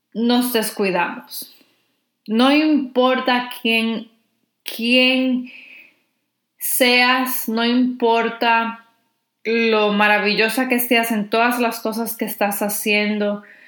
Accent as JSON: {"language": "Spanish", "country": "Dominican Republic", "said": "si eres dominicana como yo"}